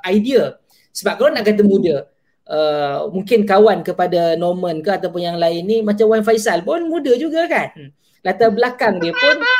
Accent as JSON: {"language": "Malay", "town": "Klang", "region": "Selangor", "country": "Malaysia", "tie": "born or raised there", "said": "Saya lahir membesar di Kelang, Selangor"}